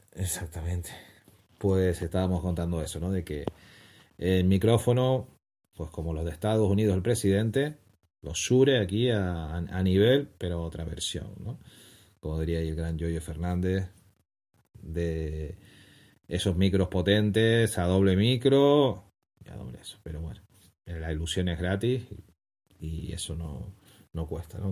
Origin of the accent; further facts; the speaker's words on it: Canary Islands, Spain; como canarios